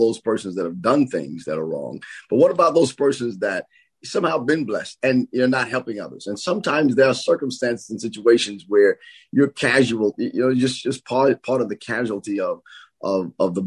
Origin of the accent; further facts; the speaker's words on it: Nashville, Tennessee, United States; I grew up in Preston Taylor, not far from there in the project area.